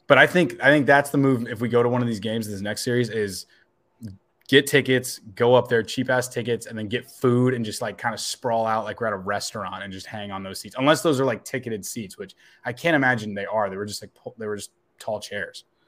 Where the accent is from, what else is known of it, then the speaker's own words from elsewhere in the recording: Northern Virginia, United States; moved away; I grew up in Northern Virginia